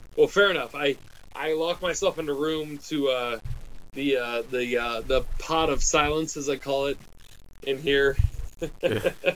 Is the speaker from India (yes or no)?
no; United States; I'm a golfer and I'm American